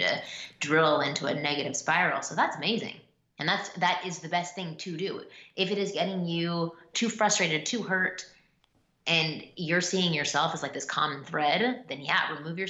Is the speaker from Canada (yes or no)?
yes; Canada; I'm Canadian